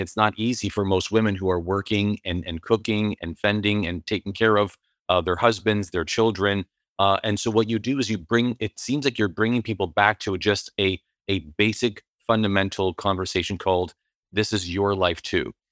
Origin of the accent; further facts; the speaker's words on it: Canada; as a Canadian